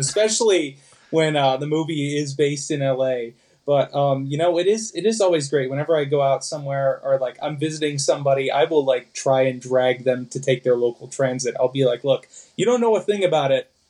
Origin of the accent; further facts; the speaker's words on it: Chicago suburbs, Illinois, United States; I grew up in the Chicago suburbs